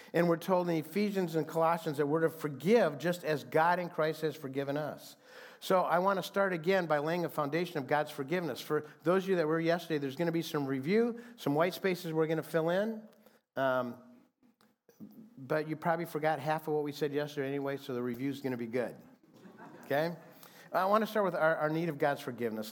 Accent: Fremont, Michigan, United States; now in Phoenix, United States; a group of guys that I grew up with in Fremont, Michigan

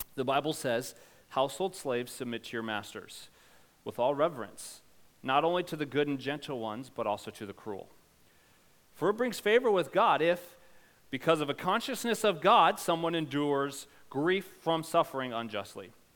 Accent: United States; our own historical context as American

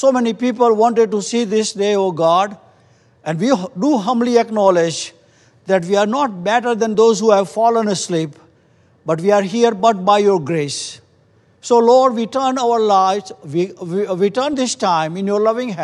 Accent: India; moved away; we come from India

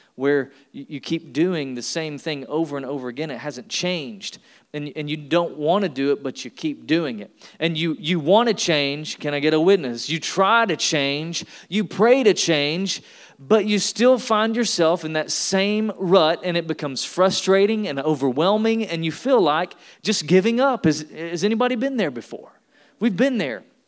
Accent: Tennessee, United States; I'm from Tennessee. I was born and raised in the South

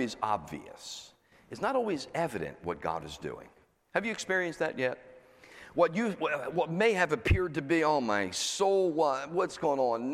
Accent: Pennsylvania, United States; moved away as an adult; also born or lived in Florida; now in New Jersey, United States; I was from Pennsylvania. I'm in Florida.

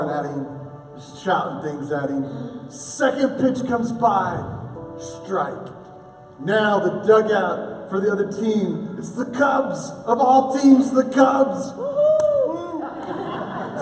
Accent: Oklahoma, United States; a boy from Oklahoma

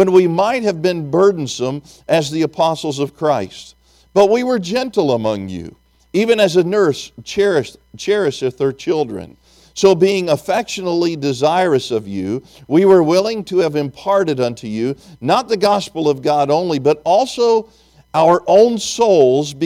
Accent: Tennessee, United States; I'm from Tennessee

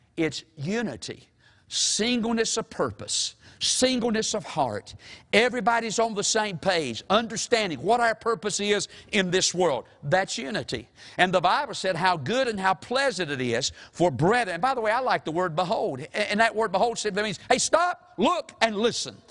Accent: Mount Airy, North Carolina, United States; my hometown is Mount Airy

